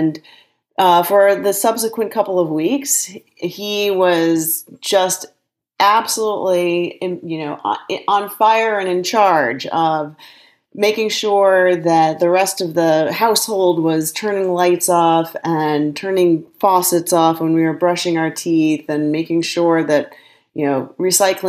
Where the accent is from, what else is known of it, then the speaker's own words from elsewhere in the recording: Evanston, Illinois, United States; I, in fact, grew up in Evanston, Illinois